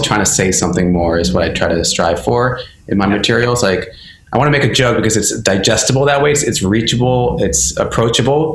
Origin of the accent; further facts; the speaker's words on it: Maryland, United States; now in New York, United States; growing up as a Indian, I think in my area, Maryland, it was semi-diverse